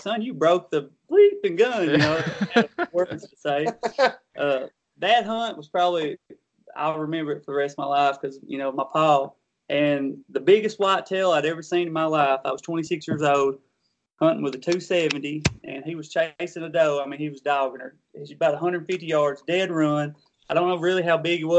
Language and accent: English; Kentucky, United States; young country boys growing up in Kentucky.